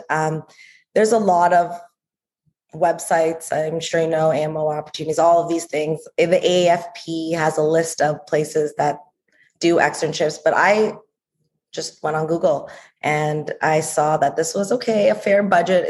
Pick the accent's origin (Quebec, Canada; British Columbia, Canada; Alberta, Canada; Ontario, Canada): Ontario, Canada; Toronto; accent: Canadian; moved away; I'm also from Toronto, Canada.